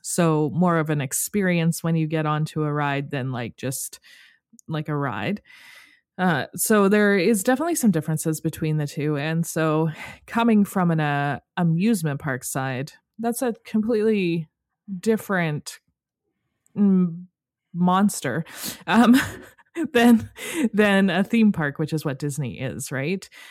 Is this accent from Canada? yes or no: yes; Canada; as a Canadian